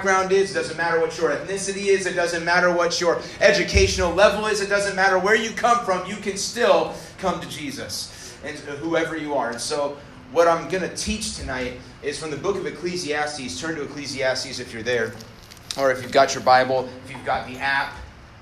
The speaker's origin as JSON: {"language": "English", "region": "North Idaho", "country": "United States", "tie": "born or raised there", "said": "I grew up in North Idaho"}